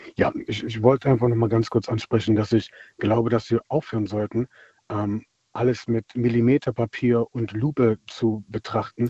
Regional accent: Germany; also born or lived in Palatinate; now in Berlin, Germany; Ich bin selbst dunkelhäutig und bin in Deutschland aufgewachsen

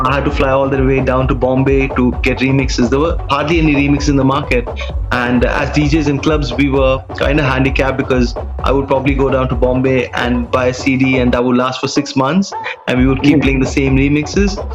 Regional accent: Dubai, United Arab Emirates; I was born and raised in Dubai

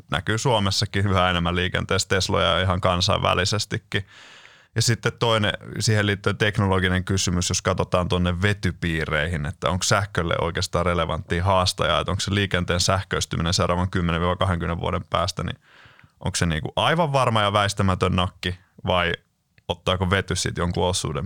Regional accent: Lahti, Päijänne Tavastia, Finland; olen Lahdesta kotosin

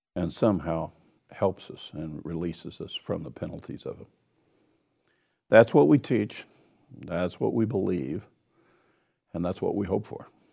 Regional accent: Kansas, United States; I'm from Kansas, so I say wash, wash it

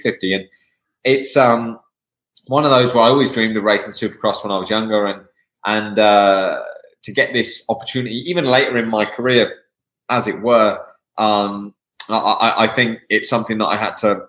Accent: England, United Kingdom; now in United States; I'm from the UK, I'm from England.

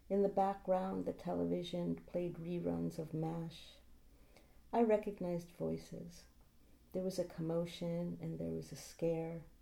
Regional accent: San Francisco, California, United States; I grew up in San Francisco.

